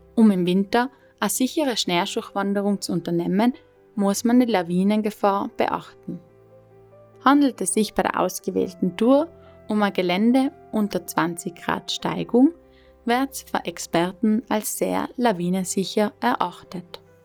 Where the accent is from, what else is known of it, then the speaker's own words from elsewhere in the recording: South Tyrol, Trentino-Alto Adige, Italy; moved away as an adult; Weil ich dann meiner Heimat Südtirol in Rücken gekehrt habe